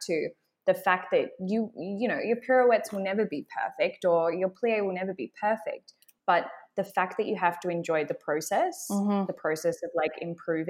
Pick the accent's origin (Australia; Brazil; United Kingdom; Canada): Australia; accent: Australian; my Australian accent